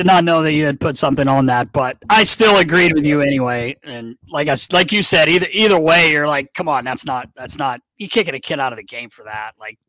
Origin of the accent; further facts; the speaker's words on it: United States; I'm American.